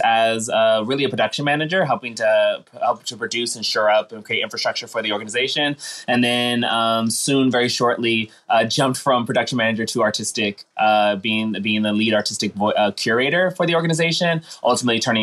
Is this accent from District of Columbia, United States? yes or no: yes; Washington, District of Columbia, United States; moved away as an adult; now in New York, United States; I came from Washington, D.C. all the way to New York and finding this place to be my home